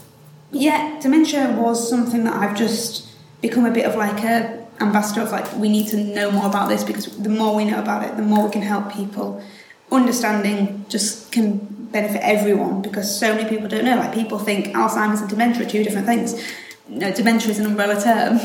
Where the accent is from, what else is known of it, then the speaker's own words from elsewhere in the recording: Hull, Yorkshire and the Humber, United Kingdom; I'm born and raised here. You can tell from the voice.